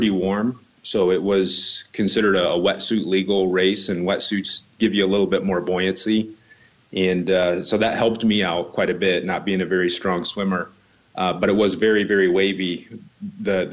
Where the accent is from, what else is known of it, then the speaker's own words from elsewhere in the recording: Indiana, United States; moved away as an adult; also born or lived in Atlanta; I am from Indiana. I currently live in Indiana and just moved back here about 6 months ago from Atlanta